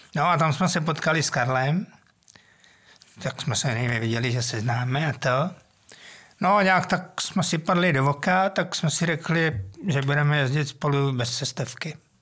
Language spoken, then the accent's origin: Czech; Mladá Boleslav, Central Bohemian Region, Czechia; já jsem vlastně jako dítě nebydlel úplně přímo v Boleslavi, mm-hmm. ale na vesnici.